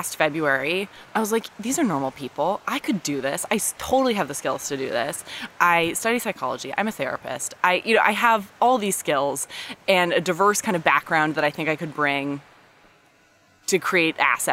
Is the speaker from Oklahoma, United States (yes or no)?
no; Palo Alto, California, United States; now in Los Angeles, United States; I'm from Palo Alto originally